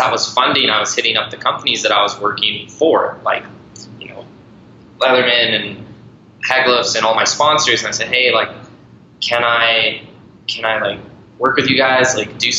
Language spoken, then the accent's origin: English; Ireland; also born or lived in Montana, United States; I was born in Montana and raised in Ireland since I was 7